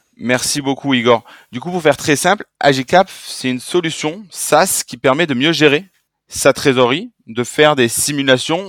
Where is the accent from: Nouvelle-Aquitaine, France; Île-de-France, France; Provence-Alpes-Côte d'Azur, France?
Provence-Alpes-Côte d'Azur, France; Marseille; je suis Marseillais